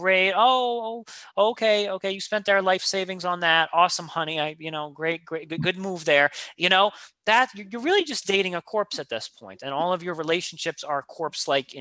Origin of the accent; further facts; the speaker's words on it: New York, United States; I'm a New Yorker